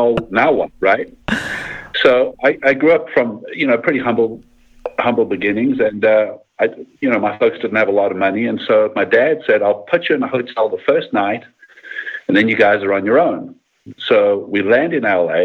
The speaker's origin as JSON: {"language": "English", "country": "South Africa", "tie": "born or raised there", "moved": "as an adult", "lives_now": "United States", "said": "I grew up in South Africa, and after high school, you have to serve 2 years mandatory military service"}